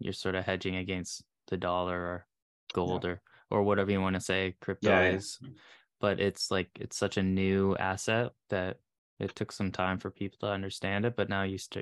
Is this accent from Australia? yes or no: no; Canada; I'm Canadian